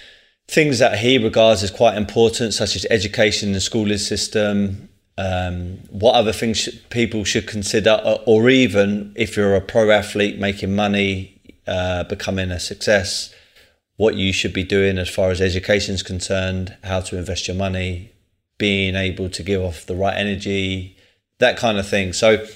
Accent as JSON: {"language": "English", "region": "London", "country": "United Kingdom", "said": "I'm from Tulse Hill, not too far away."}